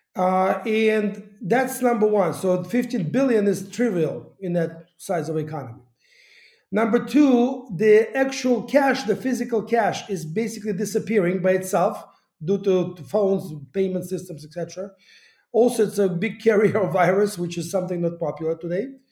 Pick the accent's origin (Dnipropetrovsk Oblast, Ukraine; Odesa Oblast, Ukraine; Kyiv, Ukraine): Kyiv, Ukraine; moved away; also born or lived in United States; I started my life here in Kiev